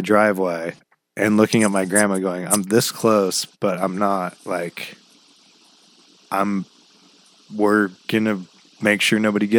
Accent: Glendale, Oregon, United States; when we grew up in Glendale

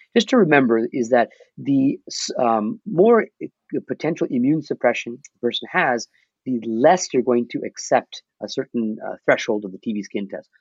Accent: Mississauga, Ontario, Canada; I'm from Mississauga, so we have a massive South Asian population right. here

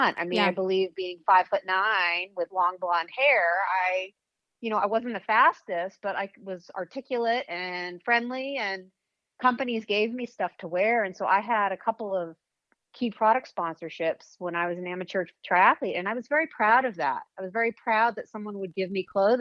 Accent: Weston, Massachusetts, United States; moved away as an adult; also born or lived in Los Angeles; Weston, Mass is where I grew up.

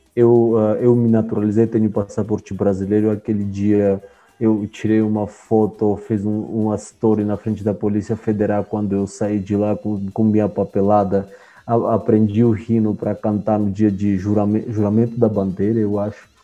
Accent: Armenia; Portuguese is a second language; also born or lived in Soviet Union; now in Brazil; eu sou da Armênia

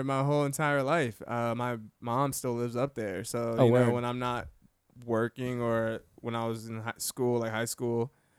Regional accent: New York City, New York, United States; also born or lived in Bronx, New York / New Jersey; now in Florida, United States; I'm originally from New York City.

